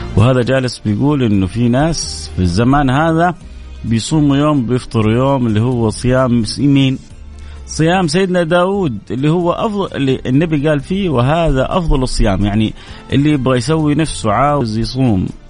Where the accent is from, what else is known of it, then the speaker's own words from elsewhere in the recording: Saudi Arabia; عندنا في جده وفي الرياض